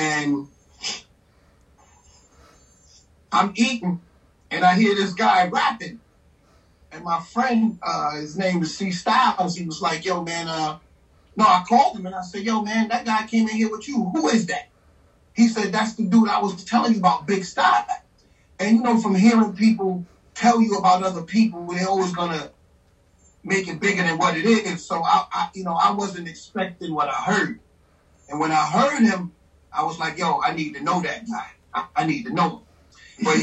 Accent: New York City, New York, United States; now in Virginia, United States; I'm from Queens, New York, Far Rockaway, and I moved to Virginia

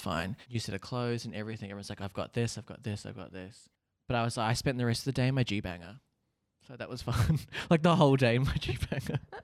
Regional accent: Hastings, Hawke's Bay, New Zealand; I am a Kiwi boy. Grew up in a s, I guess you could say a smallish town called Hastings

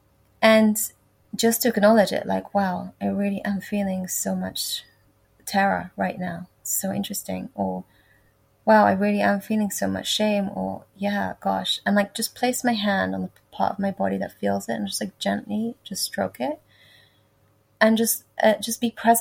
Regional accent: England, United Kingdom; when I went into high school at the age of 11, in England

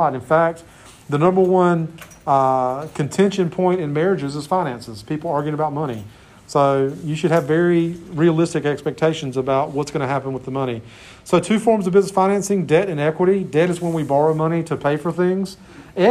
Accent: Clinton, North Carolina, United States; There's a great little restaurant in my hometown, Clinton, called Jennifer's Grill.

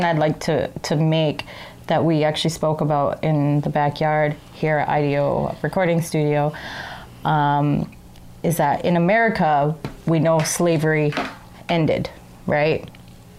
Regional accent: Edmonton, Alberta, Canada; I grew up in Edmonton

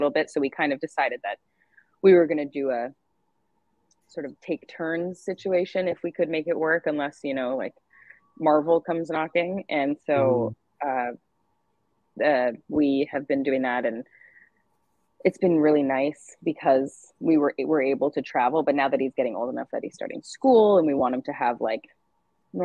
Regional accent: Canada; I'm Canadian

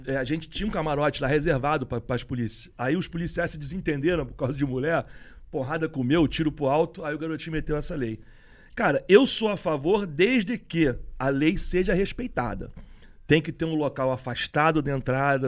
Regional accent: Rio de Janeiro, Brazil; A gente é cascudo do Rio de Janeiro

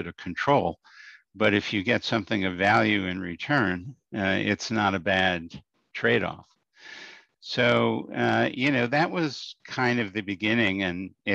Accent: New York City, New York, United States; moved away as an adult; also born or lived in Albany, New York; now in Schenectady, United States; I grew up in Brooklyn in New York City

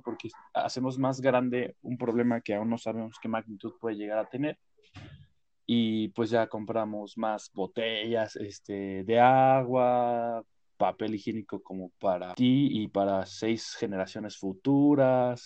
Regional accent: Mexico; como mexicanos

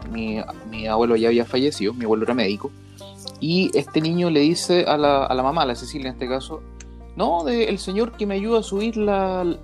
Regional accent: San Vicente, Chile; tú conociste mi casa donde yo crecí en San Vicente, donde éramos vecinos

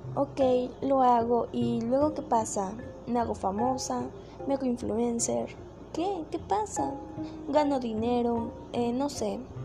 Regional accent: Mexico

